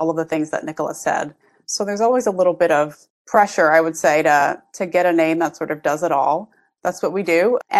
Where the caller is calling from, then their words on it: Brooklyn, New York, United States; I'm here in Brooklyn, New York.